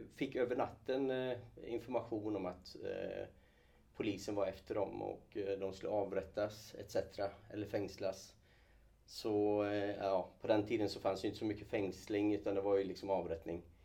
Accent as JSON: {"language": "Swedish", "town": "Falköping", "region": "Västra Götaland", "country": "Sweden", "tie": "born or raised there", "also_born_or_lived": "Kurdistan, Iraq", "moved": "as an adult", "lives_now": "Gothenburg, Sweden", "said": "jag är uppvuxen eh, ute på Slätta från Skaraborg från ja. början. Falköping fram tills jag eh, flyttade då till Göteborg efter gymnasieskolan"}